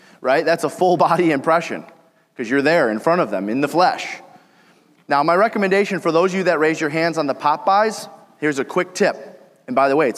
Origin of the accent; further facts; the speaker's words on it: Detroit, Michigan, United States; I'm from Detroit